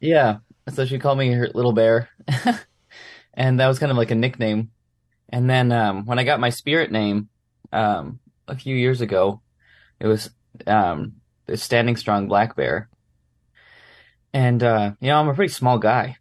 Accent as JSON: {"language": "English", "town": "Brandon", "region": "Manitoba", "country": "Canada", "tie": "born or raised there", "said": "I grew up in Brandon, Manitoba"}